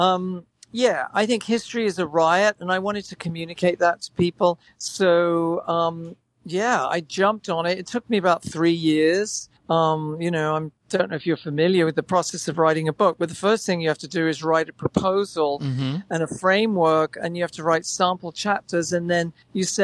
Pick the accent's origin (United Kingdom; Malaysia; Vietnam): United Kingdom; England; moved away; also born or lived in Manchester; I grew up in England